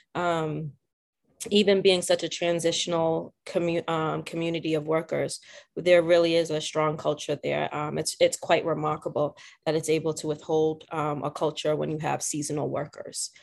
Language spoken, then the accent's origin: English; South Shore, Massachusetts, United States; I grew up in the South Shore area, of Massachusetts